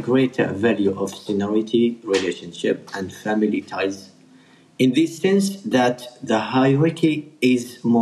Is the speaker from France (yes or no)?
no; Bahrain; from Bahrain